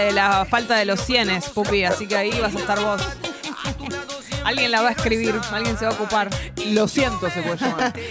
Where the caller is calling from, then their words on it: Caballito, Buenos Aires, Argentina; de Caballito.